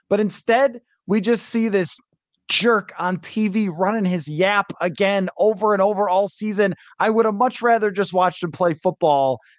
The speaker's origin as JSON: {"language": "English", "town": "Buffalo", "region": "New York", "country": "United States", "tie": "born or raised there", "said": "growing up in Buffalo"}